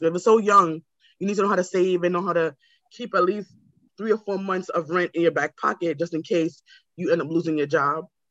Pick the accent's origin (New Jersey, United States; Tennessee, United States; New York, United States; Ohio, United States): New York, United States; New York City; also born or lived in Brooklyn; I grew up in like in Queens and now I live in Brooklyn